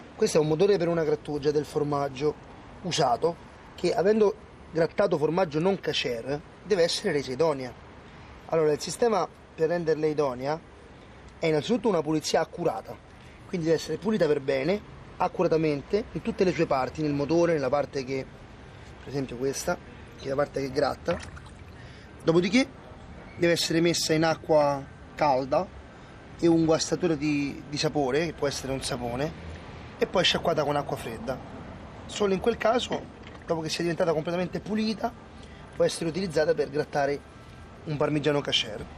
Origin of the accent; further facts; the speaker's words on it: Egypt; Italian is a second language; now in Rome, Italy; io sono egiziano, cristiano